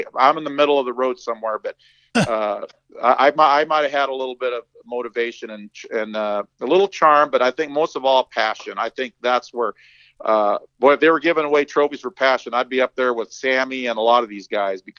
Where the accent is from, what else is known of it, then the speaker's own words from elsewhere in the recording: Torrance, California, United States; also born or lived in San Pedro / Harbor City; I grew up in South Torrance, man, San Pedro and San Pedro, as the Mexicans say, and Harbor City.